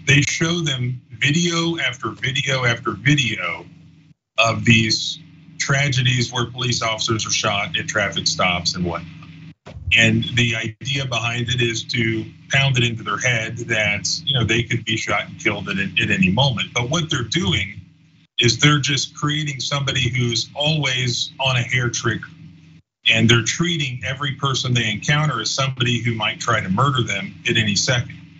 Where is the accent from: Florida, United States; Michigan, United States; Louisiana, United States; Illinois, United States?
Florida, United States; I grew up in Florida